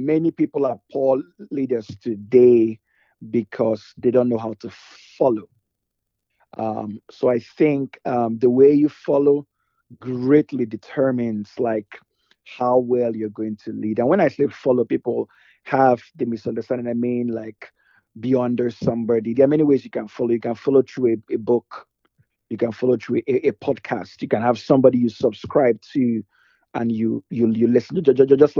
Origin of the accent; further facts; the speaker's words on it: Nigeria; moved away as an adult; now in Rockville, United States; I'm originally Nigerian